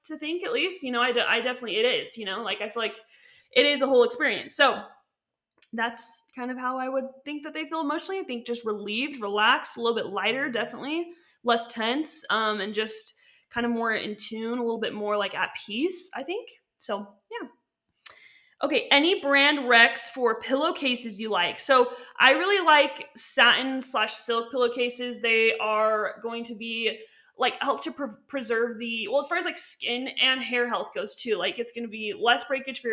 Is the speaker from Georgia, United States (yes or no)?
no; Utah, United States; I was born and raised in Utah